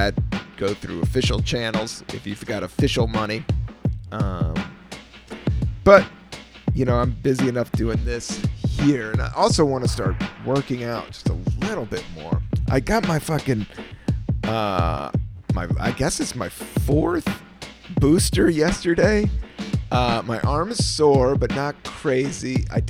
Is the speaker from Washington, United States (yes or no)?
no; San Francisco, California, United States; And I was from San Francisco.